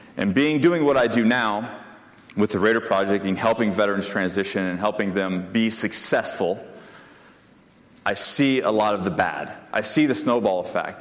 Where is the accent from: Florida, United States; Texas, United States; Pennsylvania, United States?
Florida, United States; Panama City; I grew up in Panama City, Florida